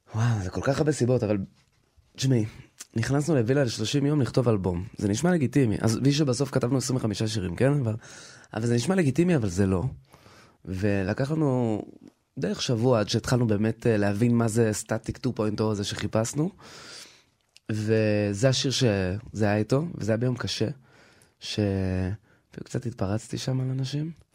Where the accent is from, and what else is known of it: Israel; born or raised there; also born or lived in United States